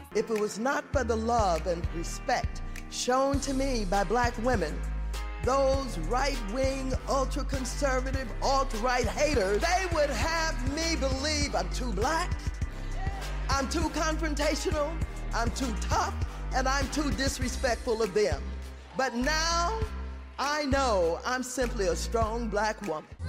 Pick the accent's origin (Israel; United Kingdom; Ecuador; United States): United States; Baton Rouge, Louisiana; moved away as an adult; now in New Orleans, United States; I am from Baton Rouge, Louisiana, but I've been here in New Orleans for the last two years with my wife